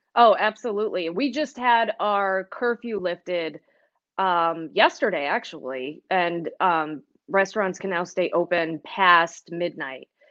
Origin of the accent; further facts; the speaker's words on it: Manchester, Connecticut, United States; moved away as an adult; also born or lived in Cincinnati, Ohio / Great Falls, Montana; now in Western New York, United States; I grew up in Manchester, Connecticut. It's a suburb of Hartford.